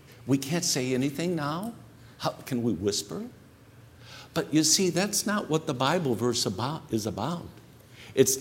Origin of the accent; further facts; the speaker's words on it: Northwest Indiana, United States; I was a kid growing up in Northwest Indiana